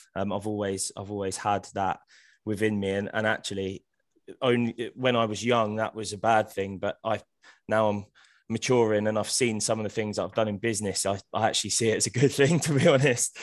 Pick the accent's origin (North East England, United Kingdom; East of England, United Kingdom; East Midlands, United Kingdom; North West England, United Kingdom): East of England, United Kingdom; Hemel Hempstead; I was born in Hemel Hempstead. I, I still live there now